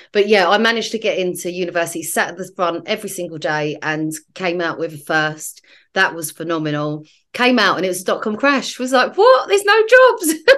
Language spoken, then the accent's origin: English; London, United Kingdom; I'm a South East Londoner